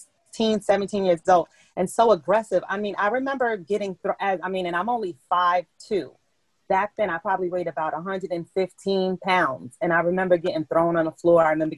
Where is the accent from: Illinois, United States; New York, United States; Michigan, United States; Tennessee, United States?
New York, United States; New York City; now in Middletown, United States; I live in Middletown, New York now, but I grew up in Bronx, New York.